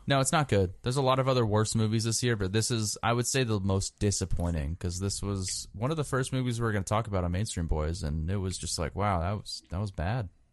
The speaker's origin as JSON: {"language": "English", "region": "New England", "country": "United States", "said": "we're from New England."}